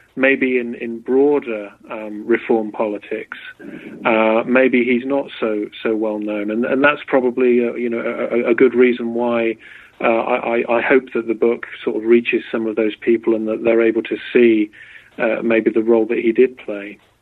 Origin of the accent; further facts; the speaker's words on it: Berkshire, South East England, United Kingdom; moved away as an adult; also born or lived in Oxford; now in United States; I'm from England. I was born in Berkshire, uh, about an hour from London